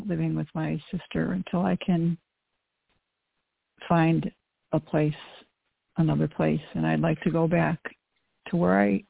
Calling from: Chicago, Illinois, United States; Hi. I'm calling from Illinois, the Chicagoland area.

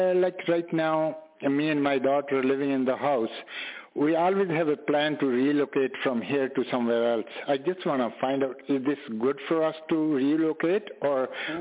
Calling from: Toronto, Ontario, Canada; I'm calling from Toronto.

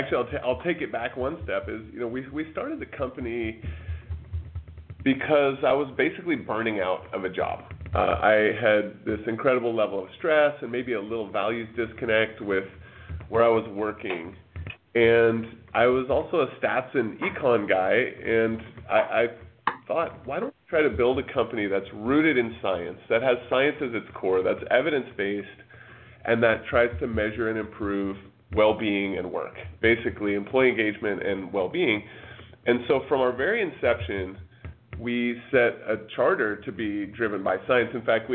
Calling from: Bellevue, Washington, United States; I'm calling from Bellevue, Washington.

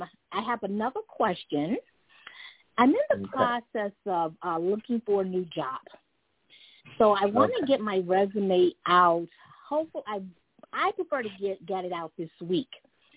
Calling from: New York City, New York, United States; I am calling from New York City.

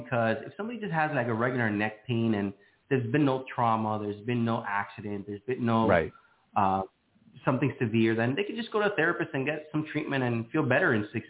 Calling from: Miami, Florida, United States; I am located in sunny Miami, Florida.

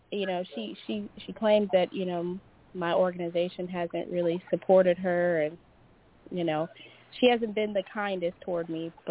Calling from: Louisiana, United States; Hello, it's … from Louisiana.

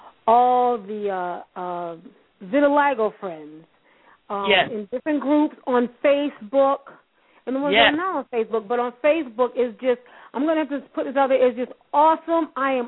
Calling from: Hartford, Connecticut, United States; And I'm calling from Hartford, Connecticut.

